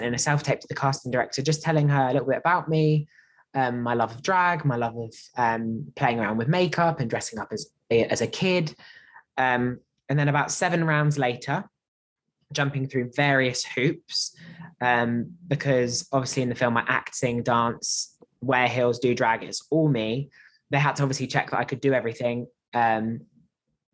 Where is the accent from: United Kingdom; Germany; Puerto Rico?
United Kingdom; Basingstoke, South East England; also born or lived in London; I'm from Basingstoke, which is a small town south of London.